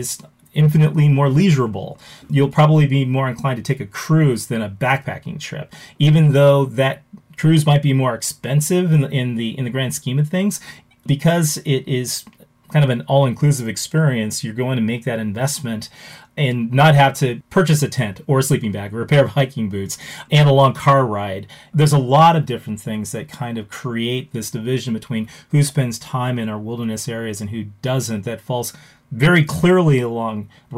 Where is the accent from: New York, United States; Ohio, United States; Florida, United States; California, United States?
California, United States; Los Angeles; now in Wisconsin, United States; I grew up in Los Angeles.